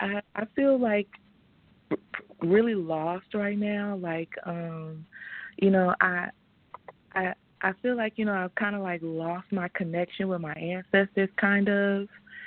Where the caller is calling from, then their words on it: Atlanta, Georgia, United States; I'm calling from Atlanta, and my birthday is November 19th, 1991.